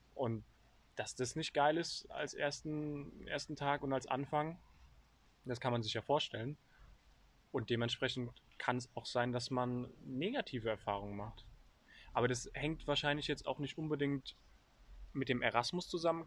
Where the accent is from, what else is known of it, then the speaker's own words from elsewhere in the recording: Germany; als Deutscher